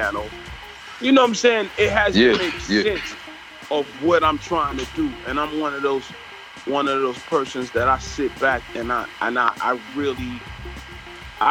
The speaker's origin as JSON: {"language": "English", "town": "New York City", "region": "New York", "country": "United States", "tie": "born or raised there", "said": "I'm a kid from Flatbush, Brooklyn"}